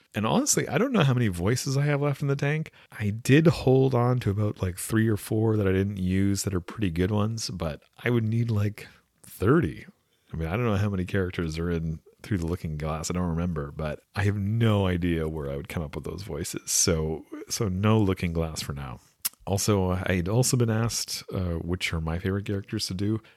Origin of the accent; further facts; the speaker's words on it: West Coast Canada, Canada; accent: West Coast Canadian; So this is my actual accent, in case, uh, any of you did wonder. It's a West Coast Canadian accent